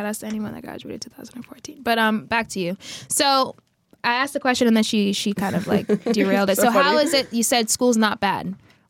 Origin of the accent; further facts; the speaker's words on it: Jamaica; now in South Korea; I'm Jamaican.